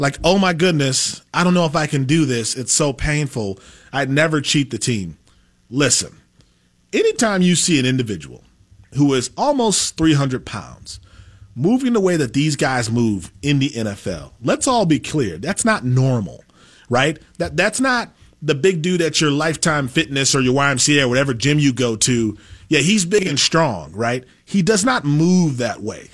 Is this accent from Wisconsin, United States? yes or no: yes; Packer land, Wisconsin, United States; moved away; growing up in Packer land